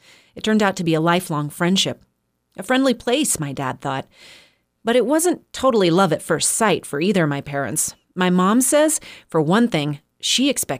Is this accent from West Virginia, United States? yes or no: no; Walden, Colorado, United States; moved away; the story of my own hometown, Walden, Colorado.